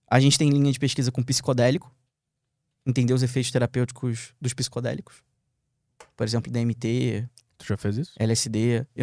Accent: Rio de Janeiro, Brazil; moved away as an adult; Sou carioca

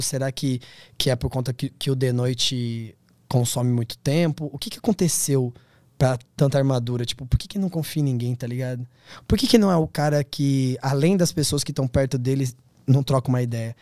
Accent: Brazil; eu sou do Tablon da César

